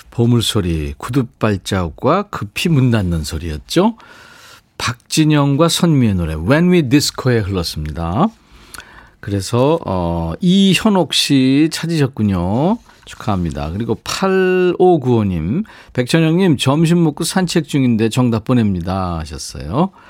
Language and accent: Korean; Yeongju, North Gyeongsang, South Korea; 5261님도 저도 고향이 영주예요.